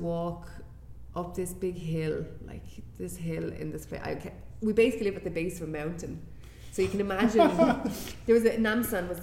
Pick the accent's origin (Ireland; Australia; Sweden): Ireland; moved away as an adult; also born or lived in Korea; I'm from Ireland